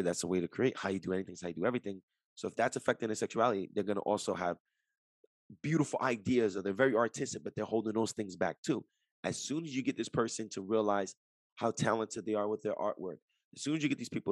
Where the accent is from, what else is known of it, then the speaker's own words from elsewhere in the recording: Jersey City, New Jersey, United States; I'm from Jersey City, right across the Hudson River from New York City.